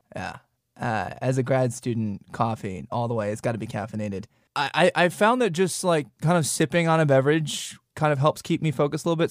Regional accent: Wisconsin, United States; also born or lived in Tennessee; now in North Dakota, United States; I was born in Wisconsin

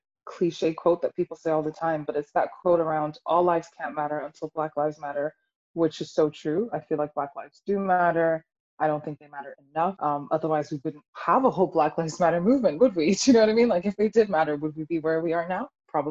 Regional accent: Vienna, Austria; moved away as an adult; now in London, United Kingdom; I am from Vienna, Austria, born and raised

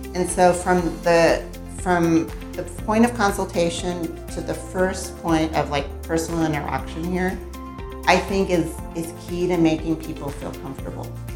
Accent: United States; now in Mexico; I grew up in the US

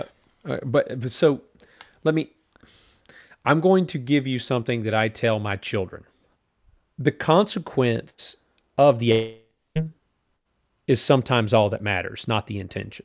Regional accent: United States; as a mi-, American

